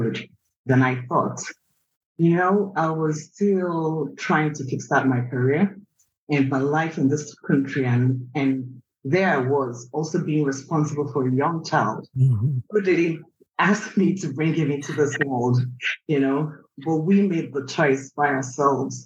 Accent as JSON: {"language": "English", "country": "Nigeria", "tie": "born or raised there", "also_born_or_lived": "Anambra State", "moved": "as an adult", "lives_now": "United States", "said": "raised in Nigeria. I moved to the US in 2010"}